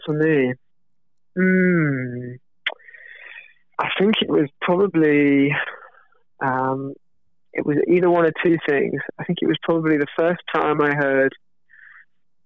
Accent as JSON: {"language": "English", "country": "United Kingdom", "said": "being British"}